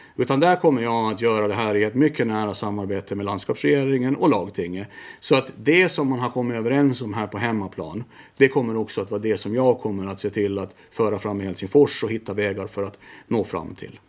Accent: Mariehamn, Åland Islands; also born or lived in Vaasa; Född i Mariehamn, eh, på BB där

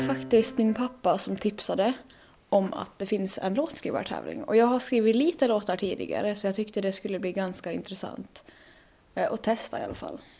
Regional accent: Germany; Swedish is a second language; moved away as an adult; now in Åland, Finland; jag kommer från Tyskland

